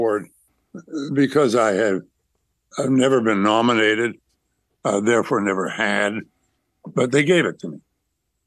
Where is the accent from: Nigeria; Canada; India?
Canada; I'm a Canadian through and through